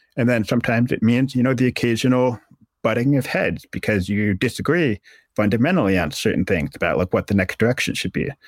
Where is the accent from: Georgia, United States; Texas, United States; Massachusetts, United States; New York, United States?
Massachusetts, United States; moved away as an adult; also born or lived in Acton, Massachusetts; now in Syracuse, United States; I grew up in Massachusetts